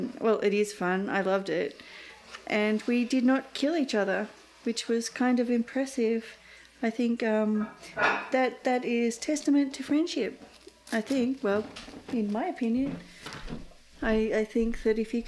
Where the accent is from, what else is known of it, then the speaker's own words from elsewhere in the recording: Australia; myself as just an Australian artist